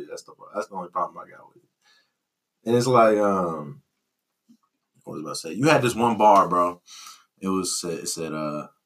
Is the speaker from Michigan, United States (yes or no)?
yes; Detroit, Michigan, United States; I grew up in Detroit. Oh, you grew up in Detroit. I grew up in Detroit.